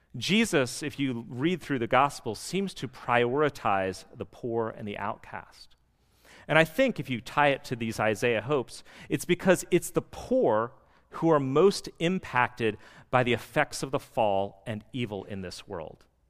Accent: D.C., Northern Virginia, United States; we are from the West, and more specifically Northern Virginia, D C.

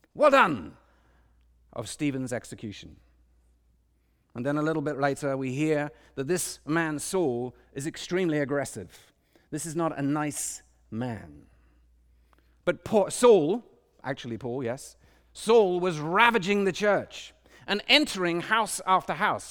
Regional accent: London, United Kingdom; now in Washington, D.C., United States; I grew up in London, a big city

